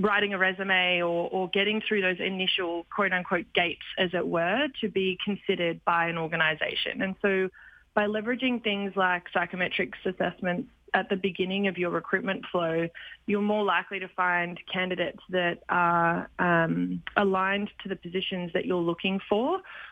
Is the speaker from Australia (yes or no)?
yes; Australia; accent: Australian; now in Canada; I'm sure you can tell by my accent, I am Australian.